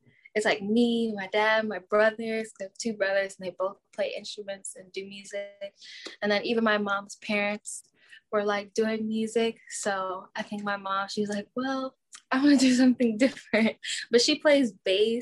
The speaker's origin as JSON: {"language": "English", "country": "United States", "tie": "born or raised there", "moved": "as an adult", "lives_now": "California, United States", "said": "I was born in New York, New Jersey, and now I live in California"}